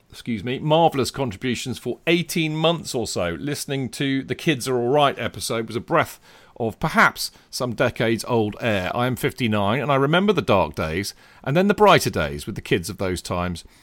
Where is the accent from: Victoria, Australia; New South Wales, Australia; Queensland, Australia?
New South Wales, Australia; Sydney; also born or lived in England; I'm from England, I grew up in Sydney, Australia.